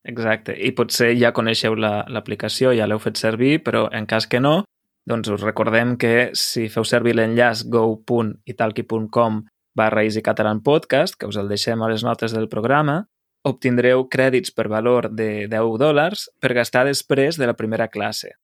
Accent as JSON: {"language": "Catalan", "town": "Lleida", "region": "Catalonia", "country": "Spain", "said": "com a lleidatà"}